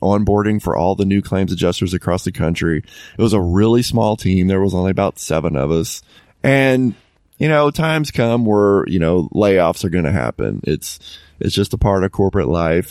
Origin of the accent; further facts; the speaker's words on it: Dallas, Texas, United States; moved away as an adult; also born or lived in Tennessee; my hometown is in, in the Dallas area.